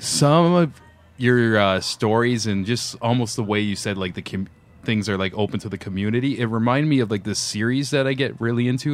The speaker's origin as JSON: {"language": "English", "town": "Niagara Falls", "region": "Ontario", "country": "Canada", "tie": "born or raised there", "moved": "yes", "lives_now": "Toronto, Canada", "said": "I'm from like that direction to uh, Niagara Falls, yeah. little outskirts there"}